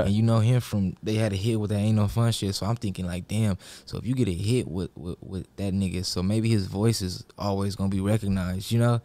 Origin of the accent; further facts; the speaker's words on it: Lakewood, California, United States; also born or lived in Long Beach, United States; I'm really from Lakewood all the way.